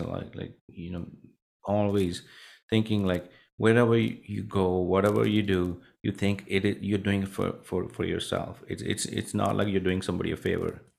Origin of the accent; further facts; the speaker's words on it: Punjab, India; moved away; I grew up in a small village in India, a northern, uh, state called Punjab